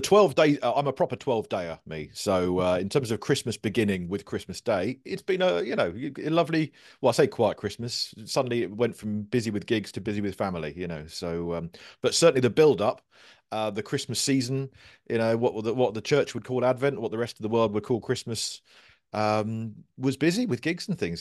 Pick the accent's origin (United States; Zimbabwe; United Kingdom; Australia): United Kingdom; Guildford, South East England; also born or lived in Cornwall; I moved up here when I was five, so I'm, I'm kind of more Guildford than, than Cornwall